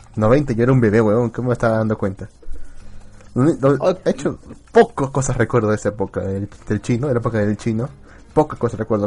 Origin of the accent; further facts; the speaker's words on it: Peru; En nombre del pueblo peruano